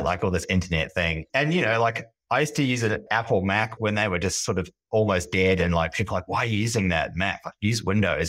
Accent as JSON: {"language": "English", "country": "New Zealand", "tie": "born or raised there", "moved": "as an adult", "lives_now": "Sydney, Australia", "said": "I am a Kiwi. I grew up in New Zealand and moved to Sydney in my very early twenties."}